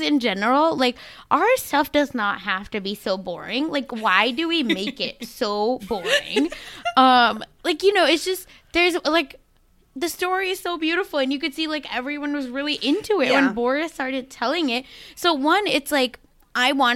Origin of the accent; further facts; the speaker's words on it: Mumbai, Maharashtra, India; now in United States; where I grew up in India